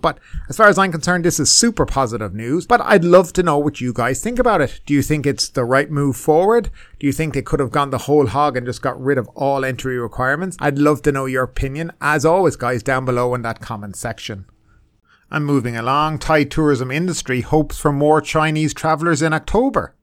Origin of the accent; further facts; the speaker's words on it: Ireland; now in Thailand; I'm from Ireland